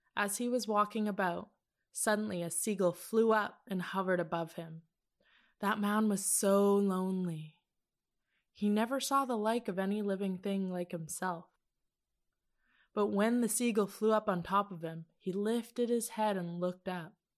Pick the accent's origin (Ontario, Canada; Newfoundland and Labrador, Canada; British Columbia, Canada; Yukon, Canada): Yukon, Canada; Teslin; ever since a small child growing up in Teslin, Yukon